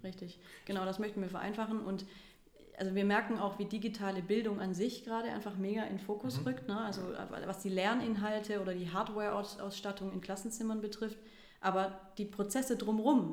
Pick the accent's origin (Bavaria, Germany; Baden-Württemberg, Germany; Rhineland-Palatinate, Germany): Baden-Württemberg, Germany; Stuttgart; moved away as an adult; now in Cologne, Germany; ich bin gebürtige Stuttgarterin, ähm, wohne jetzt seit vier Jahren hier in Köln